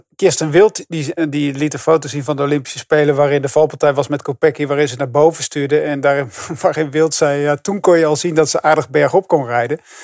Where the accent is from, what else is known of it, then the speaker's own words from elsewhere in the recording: Netherlands; daar zijn we natuurlijk als Nederlander heel trots op